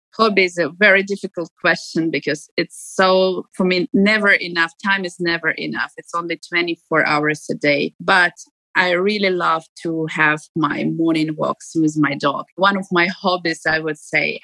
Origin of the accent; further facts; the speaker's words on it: Ukraine; now in Dubai, United Arab Emirates; Since I live abroad and I don't live in my home country